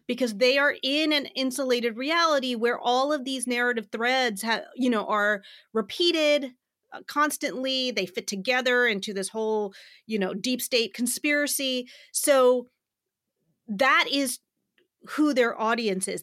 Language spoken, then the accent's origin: English; Southeastern Virginia, United States; I grew up in Southeastern Virginia